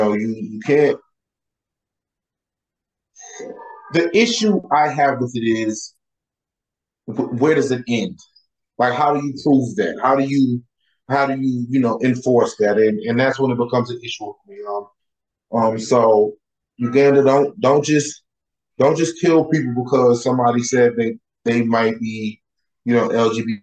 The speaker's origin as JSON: {"language": "English", "country": "United States", "said": "me as an American"}